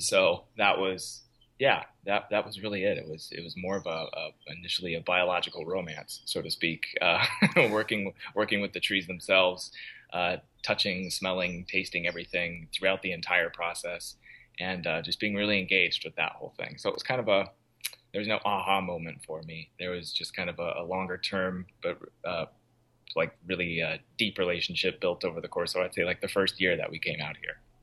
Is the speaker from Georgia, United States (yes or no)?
no; Portland, Oregon, United States; moved away as an adult; I grew up in the Portland metro area